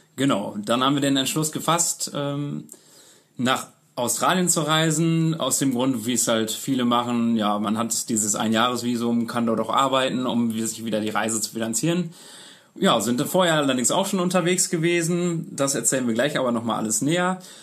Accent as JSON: {"language": "German", "area": "Münster area", "region": "North Rhine-Westphalia", "country": "Germany", "said": "wir sind beide aus Münster, ursprünglich aus dem Umkreis von Münster"}